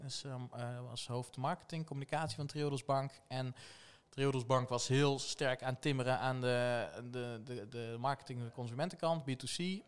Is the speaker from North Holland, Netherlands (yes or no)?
no; Tilburg, North Brabant, Netherlands; geboren en getogen in Tilburg. Dus wel te horen